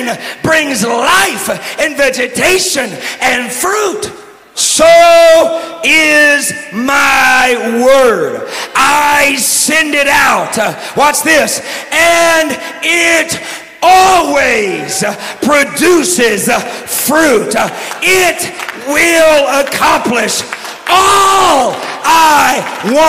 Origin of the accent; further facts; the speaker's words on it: Texas, United States; I'm from Texas, you know. And I'm doing my best just not to talk like this.